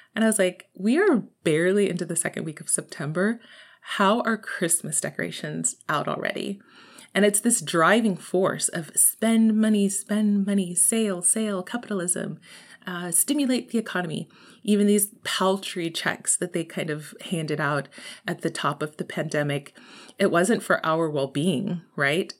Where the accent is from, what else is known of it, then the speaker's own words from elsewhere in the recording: Texas, United States; I'm from Texas, y'all. I'm from Texas